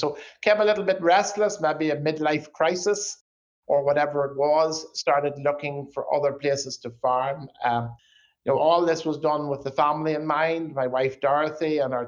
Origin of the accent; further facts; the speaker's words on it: Northern Ireland, United Kingdom; now in South Dakota, United States; as people can probably tell by my accent, I'm not local to South Dakota. Grew up in Northern Ireland on a beef cow farm